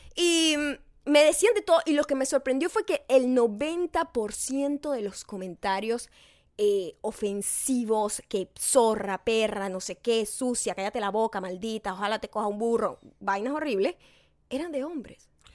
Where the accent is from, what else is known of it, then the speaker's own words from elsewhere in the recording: Venezuela; moved away; en mi país